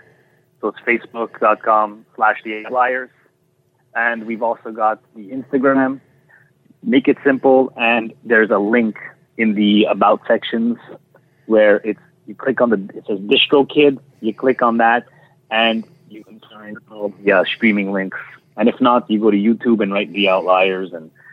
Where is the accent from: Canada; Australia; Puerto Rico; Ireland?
Canada; obviously we're from Canada